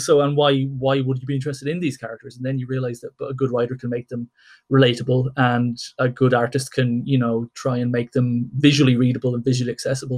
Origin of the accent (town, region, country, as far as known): Ireland